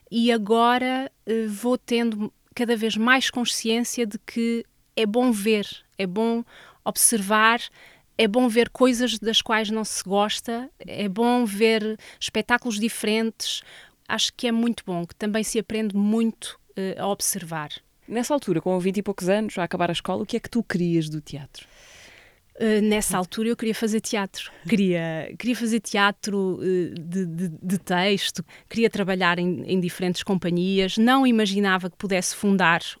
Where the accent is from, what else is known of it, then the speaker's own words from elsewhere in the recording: Vila Nova de Famalicão, Norte, Portugal; moved away as an adult; also born or lived in Lisbon; now in Castelo Branco, Portugal; Eu sou de Vila Nova